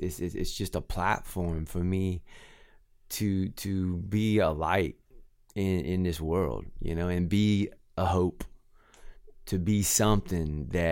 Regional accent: Inverness, Florida, United States; Well, I grew up in Inverness, Florida.

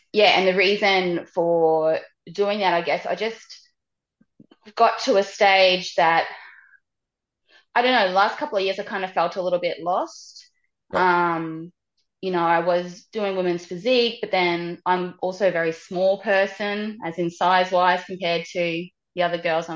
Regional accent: Australia; I was from Australia

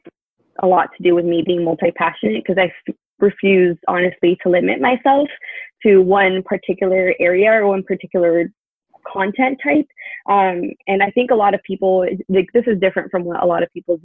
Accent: Miami, Florida, United States; born or raised there; moved away as an adult; also born or lived in Tallahassee, Florida; now in California, United States

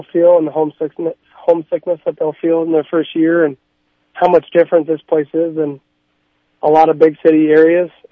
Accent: Arizona, United States; moved away as an adult; now in South Dakota, United States; I'm from Arizona

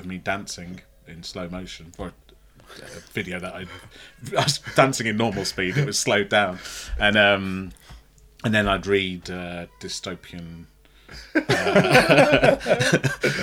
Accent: Fazeley, West Midlands, United Kingdom; also born or lived in Sutton Coldfield; I grew up near Tamworth in a place called Faisley.

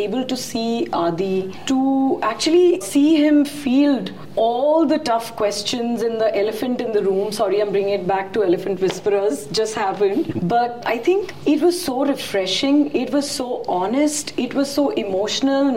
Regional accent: India; very proud as an Indian

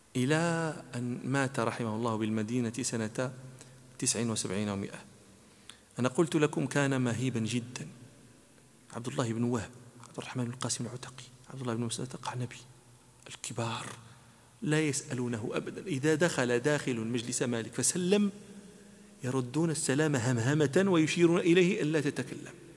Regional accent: Morocco; أنا مغربي

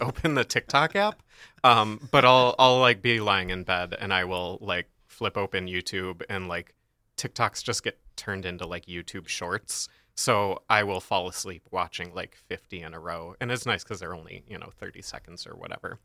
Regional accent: Michigan, United States; we're from Michigan

